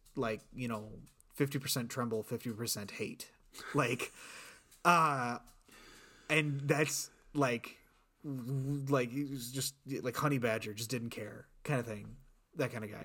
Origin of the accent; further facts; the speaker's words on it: South Bend, Indiana, United States; I'm from South Bend